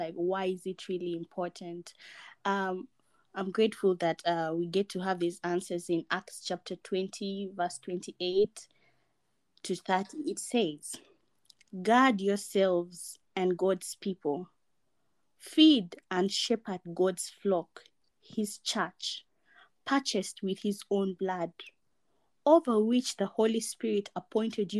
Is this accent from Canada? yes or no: no; Uganda; I was born and raised in Uganda